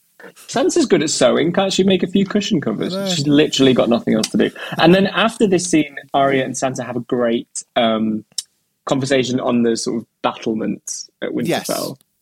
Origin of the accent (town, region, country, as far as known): Carlisle, North West England, United Kingdom